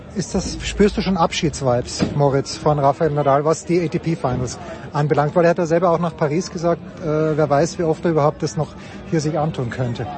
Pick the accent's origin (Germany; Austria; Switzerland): Austria